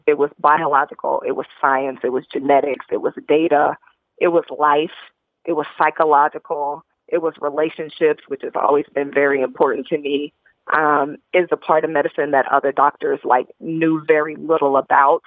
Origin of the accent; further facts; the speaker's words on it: Indianapolis, Indiana, United States; I was a, a young black girl growing up in Indianapolis, Indiana.